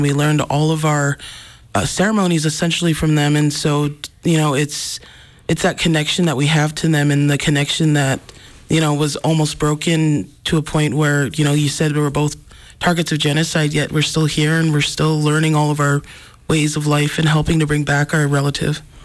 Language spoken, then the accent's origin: English; Browning, Montana, United States; I come from the Blackfeet community. I was born and raised in, in Browning